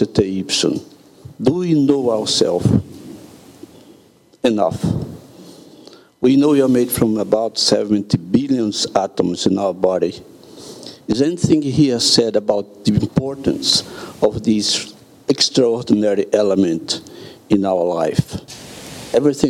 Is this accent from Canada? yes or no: no; Brazil; I'm from Brazil.